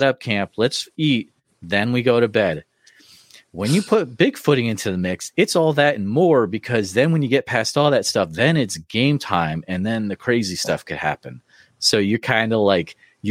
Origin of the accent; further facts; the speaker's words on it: Western Massachusetts, United States; I grew up in Western Mass